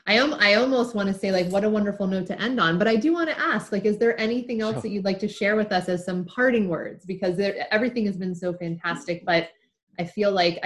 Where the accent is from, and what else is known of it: United States; accent: American